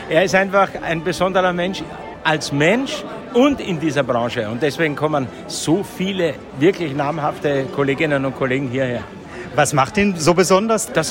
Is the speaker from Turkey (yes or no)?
no; Vienna, Austria; Oh, ich bin ein Wiener.